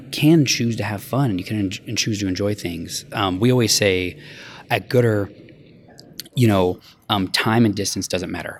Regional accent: Denver, Colorado, United States; moved away as an adult; now in Los Angeles, United States; I grew up in Denver. I moved to L A eleven years ago.

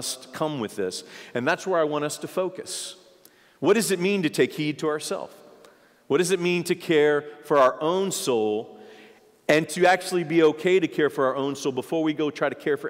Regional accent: United States; I'm an American

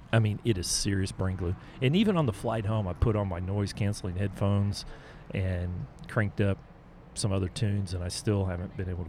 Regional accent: United States; accent: southern Oklahoma, Texas; when you have a southern Oklahoma, Texas accent, it comes out a little bit different.

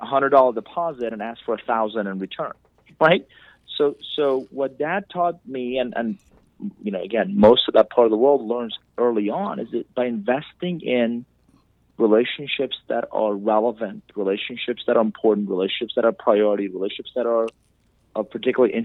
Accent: Iran; English is a second language; now in United States; I'm originally from Iran. I came to this country with $100, didn't know anybody, didn't speak a word of English

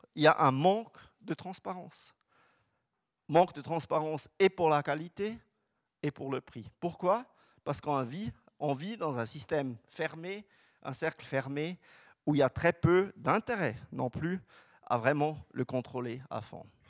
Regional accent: Switzerland; chez nous en Suisse

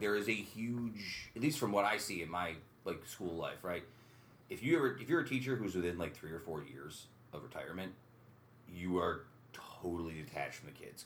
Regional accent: upstate New York, United States; growing up upstate New York

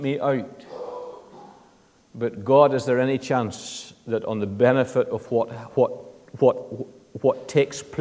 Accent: Northern Ireland, United Kingdom; I come from the Protestant side of the community in Northern Ireland. That's just what I've grown up in.

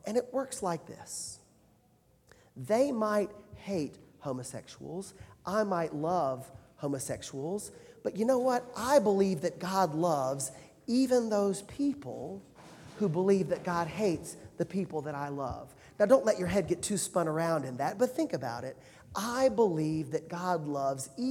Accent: Alabama, United States; moved away; I'm from Alabama

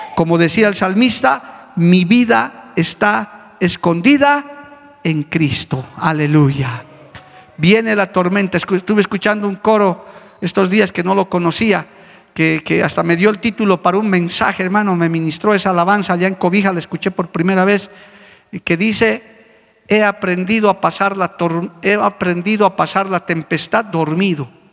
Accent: Bolivia; como bolivianos, como aymaras, como quechos de esas nuestras culturas ancestrales

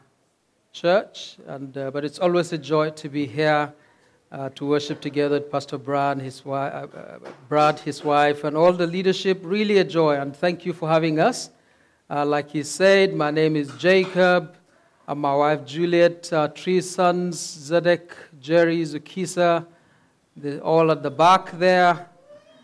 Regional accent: Northern Nigeria, Nigeria; moved away as an adult; now in Cape Town, South Africa; we're originally from Nigeria, from the north of Nigeria. But we're here as missionaries

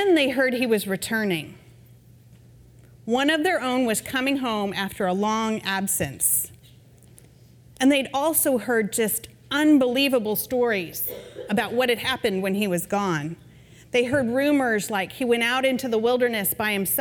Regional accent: Vermont, United States; now in Texas, United States; I'm from Vermont

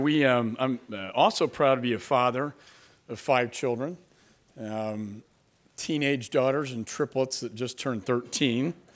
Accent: Texas, United States; also born or lived in Dallas, Texas; I'm from Texas

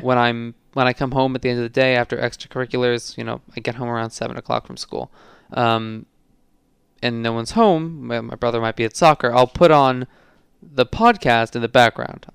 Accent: New York City, New York, United States; It only says I'm from New York City

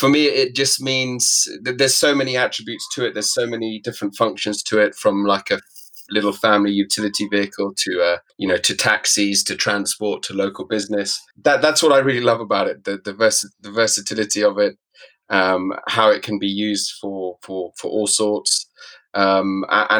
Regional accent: Nairobi, Kenya; also born or lived in South Africa / Middle East; now in London, United Kingdom; I am originally from Kenya, Nairobi, Kenya. I was born in Nairobi and spent a lot of my early years in East Africa

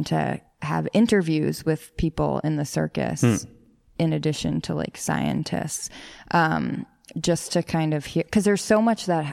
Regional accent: New York City, New York, United States; I grew up in the Bronx.

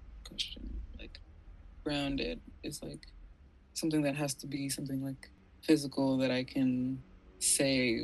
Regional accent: Atlanta, Georgia, United States; I grew up in the suburbs of sort of South Atlanta

